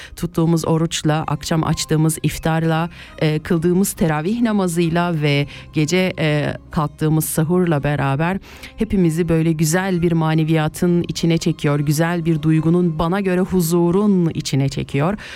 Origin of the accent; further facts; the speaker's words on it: Kayseri Province, Turkey; now in Switzerland; memleketime Kayseri'ye